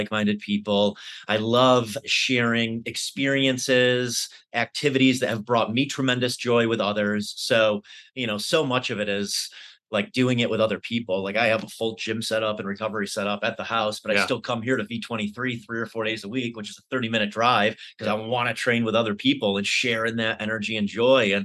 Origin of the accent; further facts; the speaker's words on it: Syracuse, New York, United States; moved away as an adult; now in Denver, United States; I lived in Syracuse pretty much all of my life up until 5 years ago